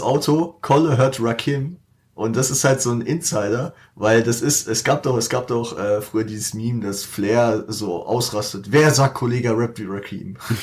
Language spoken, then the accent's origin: German; Frankfurt, Hesse, Germany; dass wir die fünfgrößte Stadt Deutschlands sind